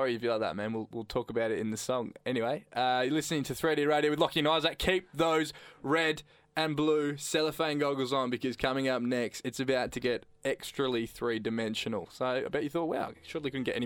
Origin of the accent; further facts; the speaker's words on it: country Victoria, Australia; moved away; the country Victoria, considering we're from there.